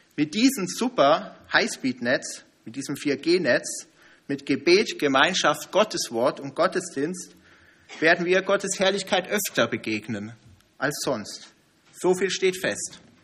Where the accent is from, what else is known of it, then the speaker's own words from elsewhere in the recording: Germany; als Deutsche